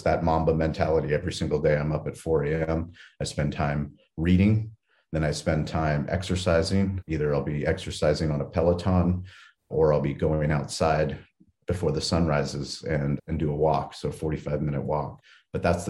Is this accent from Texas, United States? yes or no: no; San Diego, California, United States; I was raised in San Diego in a place called La Jolla, a very affluent place